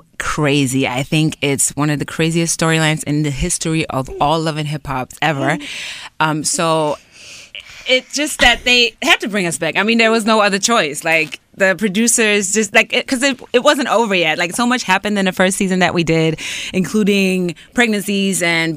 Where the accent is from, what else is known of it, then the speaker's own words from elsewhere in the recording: Germany; moved away as an adult; also born or lived in New York, United States; now in Los Angeles, United States; we grew up in Germany, born and raised, and then ended up in New York. I moved there actually when I was 19.